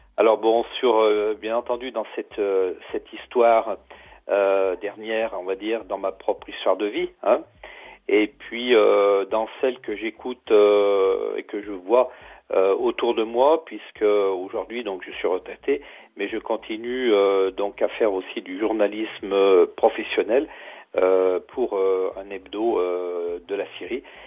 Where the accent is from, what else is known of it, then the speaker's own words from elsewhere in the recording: Pilat, above Saint-Étienne, Auvergne-Rhône-Alpes, France; moi, je suis originaire du Pila, au-dessus de Saint-Étienne